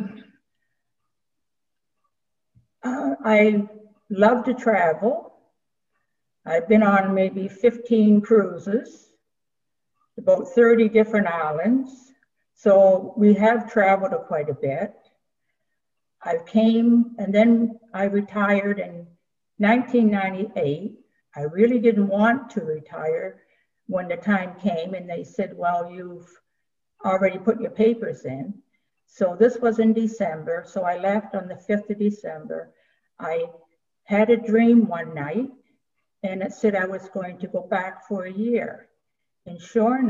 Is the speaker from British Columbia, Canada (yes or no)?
no; Amherst, Nova Scotia, Canada; moved away as an adult; also born or lived in Scarborough, Ontario; I was born and raised in Amherst, Nova Scotia